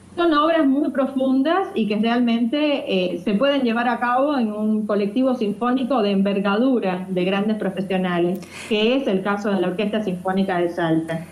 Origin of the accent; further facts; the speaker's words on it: Matanzas, Cuba; moved away; also born or lived in Havana; Hice mis estudios en mi provincia natal, Matanza